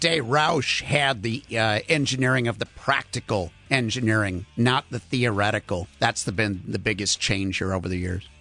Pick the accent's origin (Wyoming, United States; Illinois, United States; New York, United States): Illinois, United States; Chicago; I'm from Chicago, obviously.